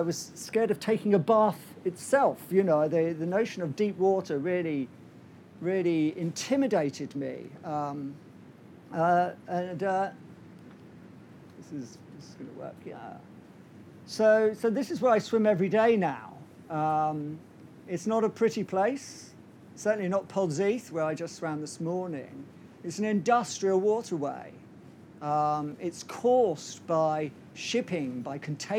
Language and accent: English; Southampton, South East England, United Kingdom; I was born and brought up in Southampton. I still live there